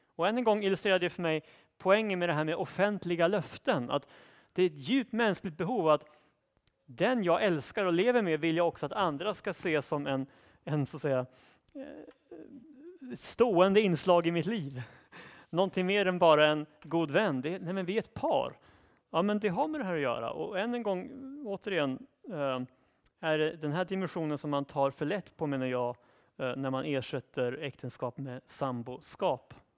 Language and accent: Swedish; Sweden; Vi tänker naturligtvis som svenskar utifrån ett svenskt perspektiv